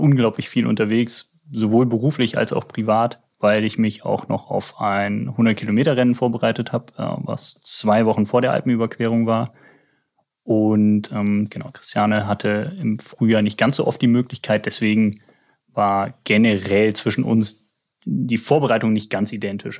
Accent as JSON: {"language": "German", "country": "Germany", "moved": "yes", "lives_now": "Hamburg, Germany", "said": "ich komme ja aus der Eifel"}